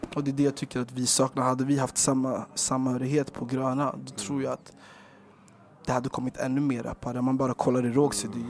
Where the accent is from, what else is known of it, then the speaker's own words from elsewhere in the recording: Stockholm, Stockholm County, Sweden; I Rågsved där vi växte upp